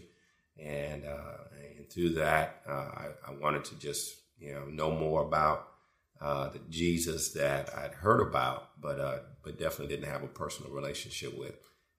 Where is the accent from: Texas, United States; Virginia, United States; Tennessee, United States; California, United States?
Texas, United States; Houston; I grew up in Houston, Texas, and I didn't grow up primarily in a Christian home